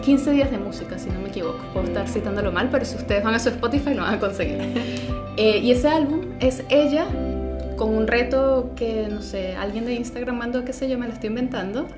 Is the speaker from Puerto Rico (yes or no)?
no; Venezuela; moved away; mi pasaporte como venezolana